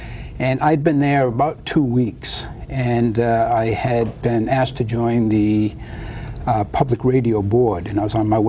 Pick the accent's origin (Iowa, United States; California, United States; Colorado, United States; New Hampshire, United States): New Hampshire, United States; also born or lived in Connecticut / Boston, Massachusetts; now in Hawaii, United States; I was born in New Hampshire and was raised in New Hampshire, Connecticut, and Boston.